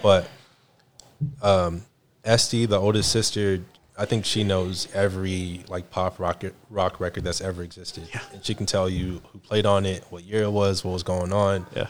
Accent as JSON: {"language": "English", "region": "the South", "country": "United States", "said": "I'm from the South"}